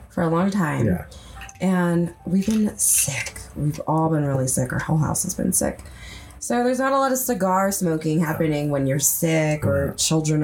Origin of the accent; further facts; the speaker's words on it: California, United States; now in Colorado, United States; growing up in California